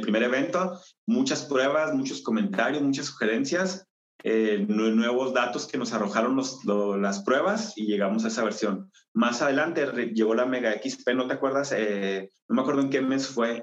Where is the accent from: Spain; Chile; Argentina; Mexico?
Mexico; Chihuahua; soy mexicano, nací en el estado de Chihuahua, en la ciudad de Chihuahua